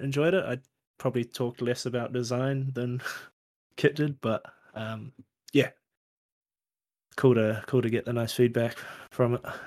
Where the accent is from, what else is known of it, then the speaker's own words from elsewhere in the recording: New Zealand; as a Kiwi